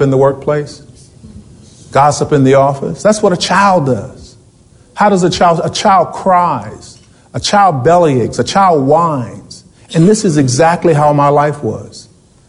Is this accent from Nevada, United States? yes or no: no; Richmond, Virginia, United States; I was born in Richmond, Virginia